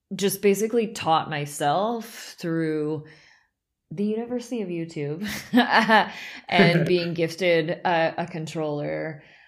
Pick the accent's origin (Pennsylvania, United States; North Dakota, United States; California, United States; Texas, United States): California, United States; Southern; moved away as an adult; also born or lived in San Francisco, United States; now in Berlin, Germany; I grew up in Southern California